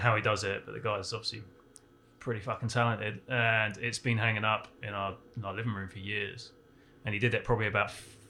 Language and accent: English; Portsmouth, South East England, United Kingdom; now in United States; well, I'm originally from a town called Portsmouth in south coast of England. Been in America for about 3 years, but I've been coming back and forth for about 10 years now.